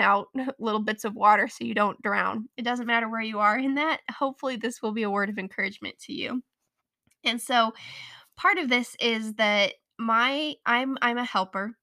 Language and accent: English; Colorado, United States; born or raised there